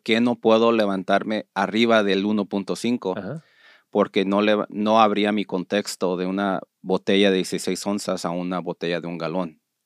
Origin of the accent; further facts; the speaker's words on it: Los Angeles, California, United States; also born or lived in Zacatecas; yo soy de Los Ángeles, para mí Tijuana está dos, ah, tres horas